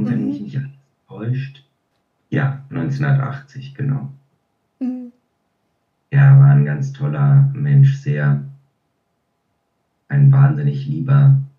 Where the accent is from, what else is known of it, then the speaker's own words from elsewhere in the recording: Berlin, Germany; now in Switzerland; Ich bin ja in Berlin aufgewachsen und da hat er Theater gespielt und auch im Fernsehen gedreht. Und irgendwann mal, als meine Großeltern dann gestorben waren, sind wir alle zusammen zurück in die Schweiz, eben in dieses Haus gezogen.